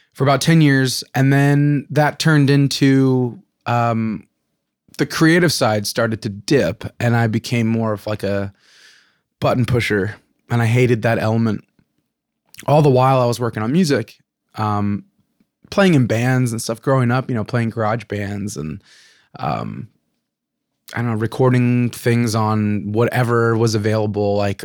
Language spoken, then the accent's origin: English; California, United States; Well, I'm from Orange County originally, in California, and music was always a hobby.